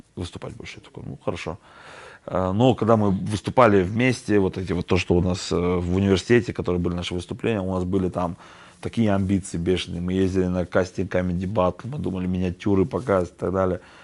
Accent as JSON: {"language": "Russian", "country": "Kazakhstan", "said": "мы же казахи, мы же гостеприимные"}